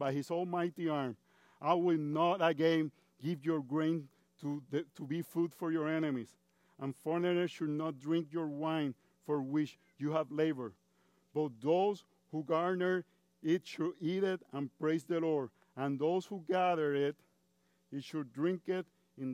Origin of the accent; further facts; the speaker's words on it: Puerto Rico; first language Spanish; English is a second language; moved away as an adult; now in United States; I've been 23 years in the United States. And I come from Puerto Rico, which is part of the United States. But we are different because we speak Spanish